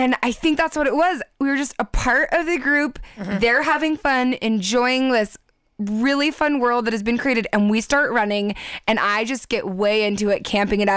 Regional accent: San Diego, California, United States; I'm from San Diego, so I grew up going to Disneyland

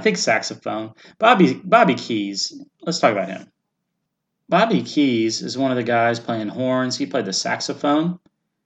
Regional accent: south of Nashville, Tennessee, United States; Nashville, Tennessee, where I was born, very close to my hometown

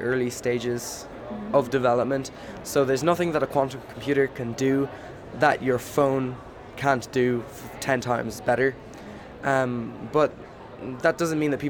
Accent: Ireland; I'm from Ireland

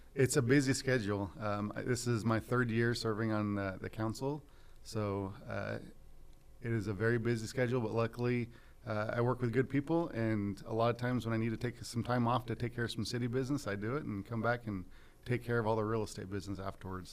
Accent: Visalia, California, United States; also born or lived in Fresno, California; I was born and raised in Visalia

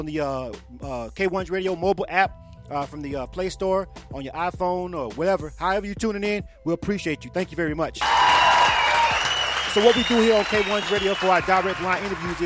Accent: Panama City, Florida, United States; now in Atlanta, United States; I'm from Panama City, Florida, and I tell people that all the time, even though I've been in Atlanta over 25 years.

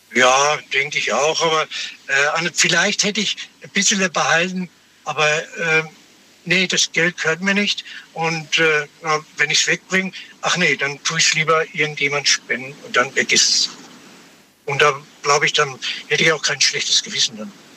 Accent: Nuremberg, Bavaria, Germany; ich komme aus Nürnberg.

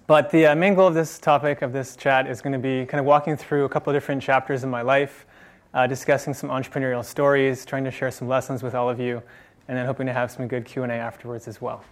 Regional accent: Marin County, California, United States; also born or lived in San Francisco; I grew up in Marin County

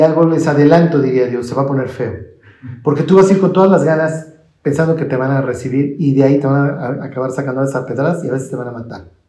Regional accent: Mexico; yo soy mexicano y me llevo el Evangelio

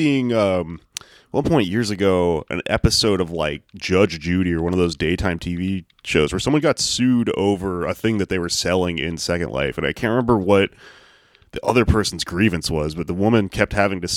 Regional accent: the South, Texas, United States; I'm from the South

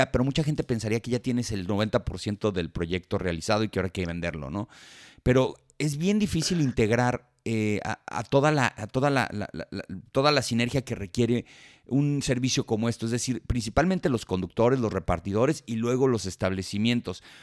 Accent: Colombia; Soy colombiana, así es.

